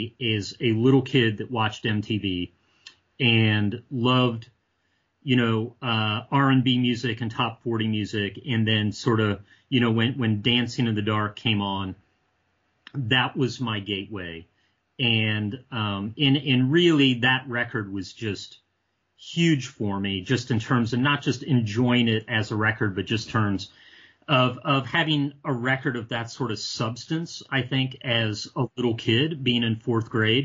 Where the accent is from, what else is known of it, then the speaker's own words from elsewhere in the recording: Ohio, United States; but I grew up mostly in Ohio. And so a couple years of my childhood was living outside of Cleveland